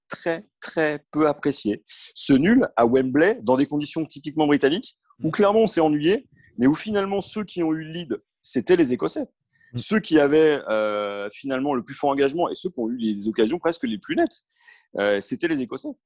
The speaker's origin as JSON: {"language": "French", "country": "France", "said": "ce lien particulier qu'on a avec la Croatie en tant que Français"}